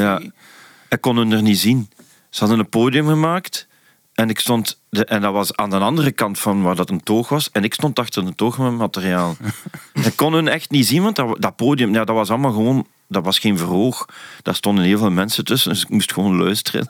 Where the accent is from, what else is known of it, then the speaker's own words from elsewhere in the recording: Leopoldsburg, Flanders, Belgium; also born or lived in Hasselt; ik kom uit Hasselt. Allee, uit Leopoldsburg, maar altijd een Hasselt naar school geweest